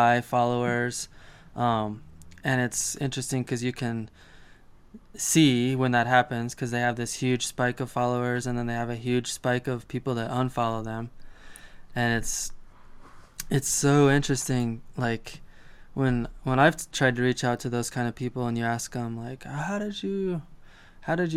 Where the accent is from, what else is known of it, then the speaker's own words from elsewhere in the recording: Colorado Springs, Colorado, United States; my hometown of Colorado Springs